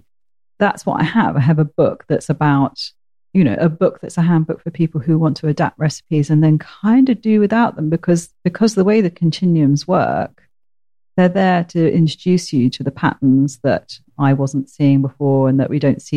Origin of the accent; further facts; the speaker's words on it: Portsmouth, South East England, United Kingdom; I come from Portsmouth